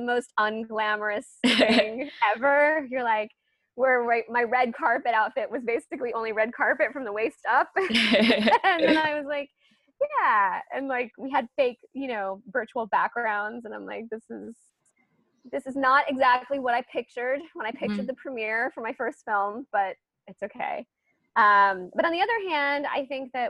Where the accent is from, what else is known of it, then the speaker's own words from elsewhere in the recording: Charlotte, North Carolina, United States; now in Brooklyn, New York, United States; my local theater that I grew up with in Charlotte, North Carolina